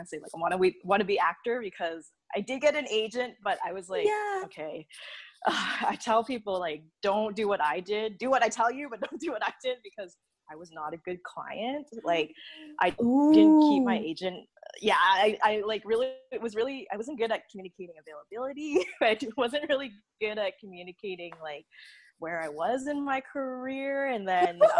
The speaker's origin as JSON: {"language": "English", "town": "Red Deer", "region": "Alberta", "country": "Canada", "tie": "born or raised there", "also_born_or_lived": "Edmonton / Vancouver", "moved": "as an adult", "said": "I'm originally from Alberta. So I grew up in Red Deer"}